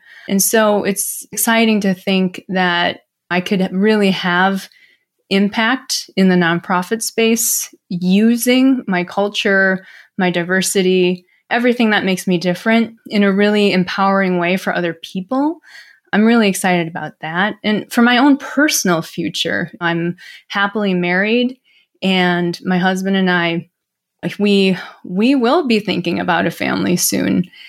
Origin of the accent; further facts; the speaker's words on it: Midwest, United States; when you grow up in the Midwest, Ron, you can probably relate to this growing up in the South, but you don't lump yourselves with Asian people.